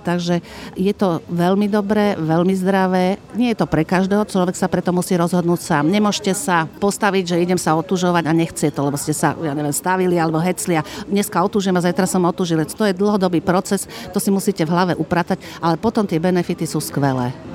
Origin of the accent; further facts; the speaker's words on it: Slovakia; Sme z celého Slovenska a rôznych profesí